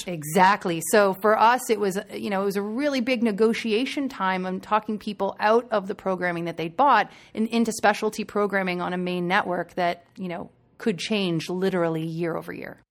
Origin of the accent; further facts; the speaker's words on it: Waterdown, Ontario, Canada; I grew up in a really small town, uh, just outside of Burlington, Ontario, called Waterdown